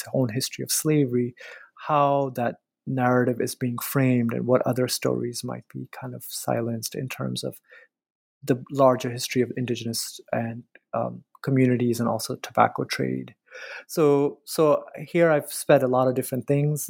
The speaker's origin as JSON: {"language": "English", "country": "United States", "tie": "born or raised there", "said": "growing up in the States"}